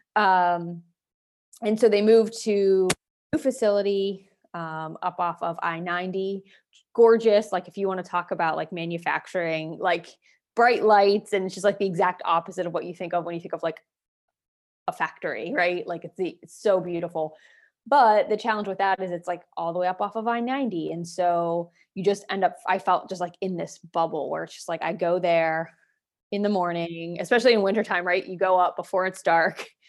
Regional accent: Waynesburg, Pennsylvania, United States; moved away as an adult; now in Erie, United States; I'm an Erie transplant, so I'm originally from Waynesburg, Pennsylvania

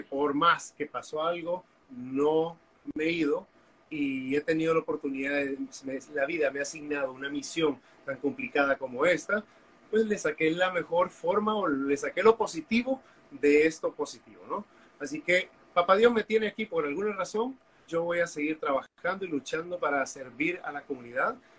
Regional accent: Honduras; also born or lived in Costa Rica; soy hondureño

